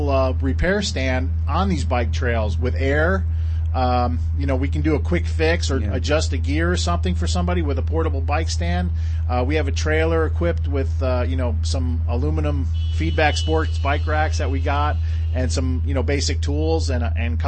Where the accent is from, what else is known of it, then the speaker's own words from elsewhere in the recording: New York, United States; moved away; I wasn't brought up here. I was brought up in New York State